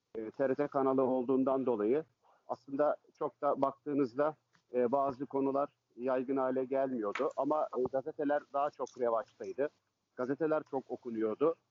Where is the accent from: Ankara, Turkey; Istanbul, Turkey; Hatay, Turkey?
Istanbul, Turkey; ben e, Fatih'te, Karagümrük'te doğma büyüme oralıyım aslen. Orada yetiştim, orada büyüdüm.